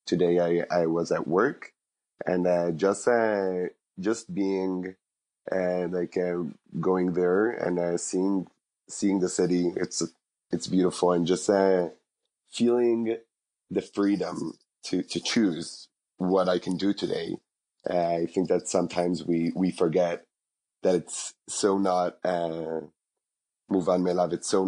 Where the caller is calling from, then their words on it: Jerusalem, Jerusalem District, Israel; I am calling from Jerusalem.